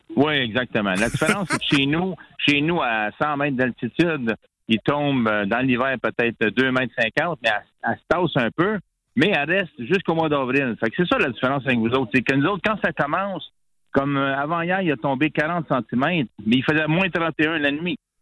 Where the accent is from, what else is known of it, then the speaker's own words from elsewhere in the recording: Montreal, Quebec, Canada; moved away as an adult; now in Lac Saint-Jean, Canada; je suis natif de Montréal, mais ça fait trente-deux ans que j'habite au lac Saint-Jean, donc à six cents kilomètres au nord de Montréal